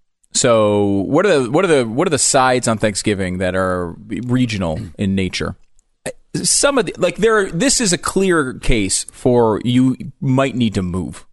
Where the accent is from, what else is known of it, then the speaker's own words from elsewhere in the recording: Northeast, United States; Now, I've seen that here or there, but that was not a popular one, and I grew up in the Northeast.